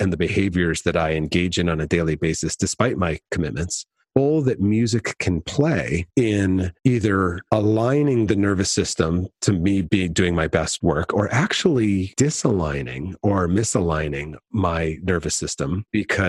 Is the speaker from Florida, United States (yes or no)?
no; Connecticut, United States; I grew up in Connecticut